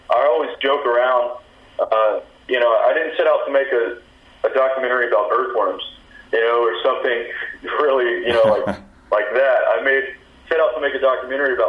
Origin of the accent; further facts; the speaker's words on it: Texas, United States; also born or lived in Louisiana; now in Los Angeles, United States; I'm from Texas, lived in Louisiana, new to Los Angeles